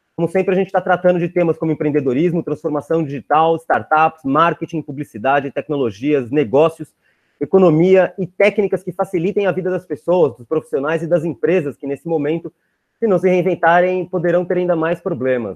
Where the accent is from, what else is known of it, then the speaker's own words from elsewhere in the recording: Brazil; como brasileiro